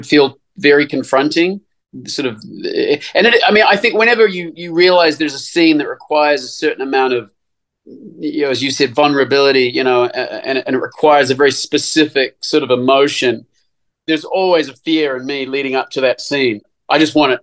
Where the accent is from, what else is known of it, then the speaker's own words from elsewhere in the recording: New Zealand; I grew up in New Zealand